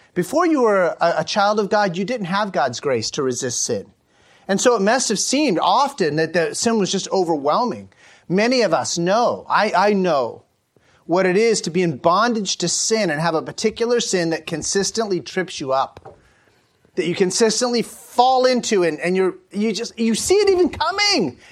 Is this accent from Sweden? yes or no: no; United States; an American cis-, citizen